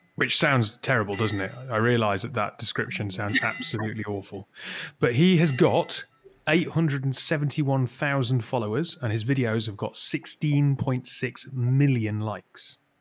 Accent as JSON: {"language": "English", "town": "Newcastle upon Tyne", "region": "North East England", "country": "United Kingdom", "said": "I'm from Newcastle."}